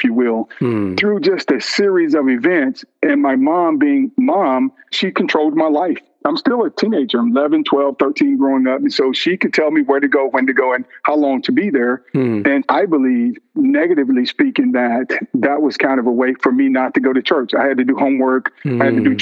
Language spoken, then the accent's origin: English; Vidalia, Georgia, United States; growing up in Georgia, small town in Georgia called Vidalia, well known for sweet onions